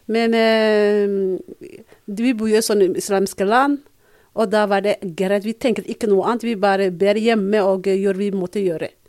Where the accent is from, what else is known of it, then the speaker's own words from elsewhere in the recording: Mogadishu, Banaadir, Somalia; Norwegian is a second language; moved away as an adult; also born or lived in Borama, Somaliland / Birmingham, United Kingdom; now in Norway; så vi flyttet fra, Mogad, eh, fra Boro til Mogadishu. Mm -hmm. Og der begynte jeg på skolen. Ja. Da har jeg gått barneskole, ungdomsskole